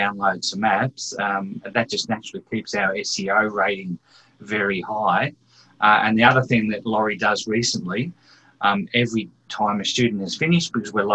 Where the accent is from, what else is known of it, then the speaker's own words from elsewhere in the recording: Scotland, United Kingdom; I'm a Scottish person